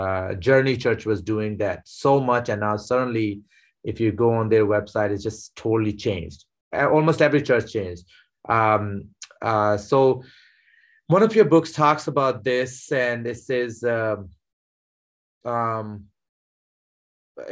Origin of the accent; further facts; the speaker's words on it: Pakistan; moved away; I was born and raised in Pakistan